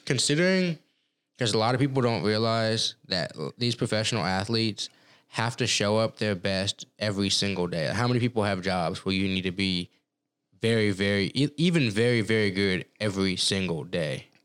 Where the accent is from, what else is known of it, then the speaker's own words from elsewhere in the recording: Texas, United States; moved away as an adult; also born or lived in Colorado; growing up in Texas